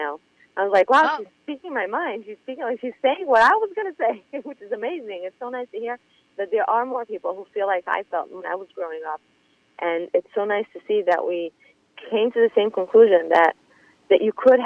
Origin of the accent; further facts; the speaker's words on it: Monsey, New York, United States; moved away as an adult; now in Israel; I grew up in Muncie, in a religious family